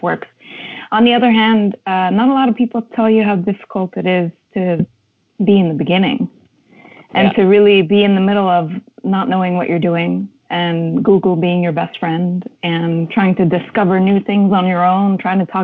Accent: Montreal, Quebec, Canada; moved away as an adult; also born or lived in Lebanon; now in Toronto, Canada; I was born in Lebanon and was raised in Montreal

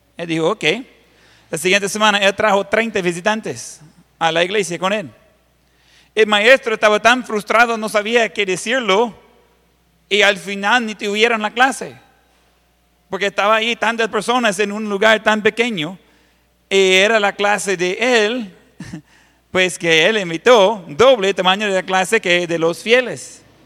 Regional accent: Ohio, United States; Spanish is a second language; moved away; la finca donde yo crecí, en Ohio.

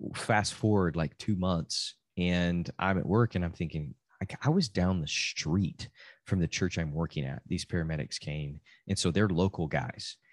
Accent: Amarillo, Texas, United States; I'm from Amarillo, Texas

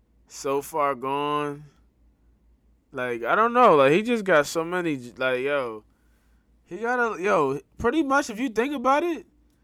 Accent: New York City, New York, United States; I'm from Brooklyn.

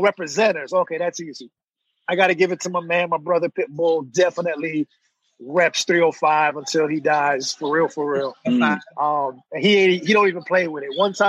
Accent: Miami, Florida, United States; basically 305 is my home, unless like Usain Bolt is running, then I'm full Jamaican again.

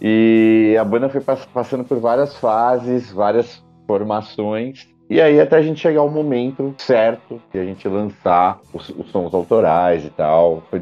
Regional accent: Santo André, São Paulo, Brazil; sou da BC Paulista, é, Santo André, São Paulo

